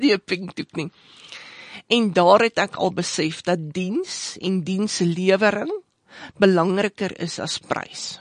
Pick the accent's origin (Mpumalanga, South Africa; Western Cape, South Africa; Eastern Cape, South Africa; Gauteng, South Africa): Gauteng, South Africa; Johannesburg; ek is 'n meisie van die suide, ehm um, uh, Johannesburg se uit groot geword, uh, Terfontein